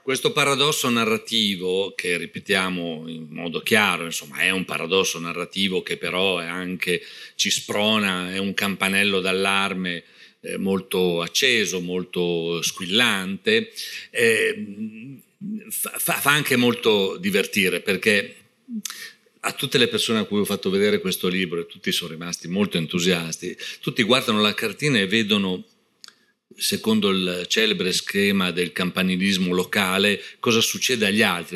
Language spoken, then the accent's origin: Italian; Parma, Emilia-Romagna, Italy; io sono di Parma